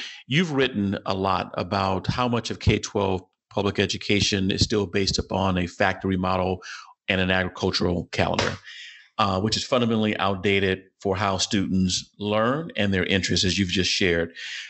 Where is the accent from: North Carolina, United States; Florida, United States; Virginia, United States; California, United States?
California, United States; Los Angeles; also born or lived in Sacramento; I grew up in Los Angeles, and in 1992, I moved to Sacramento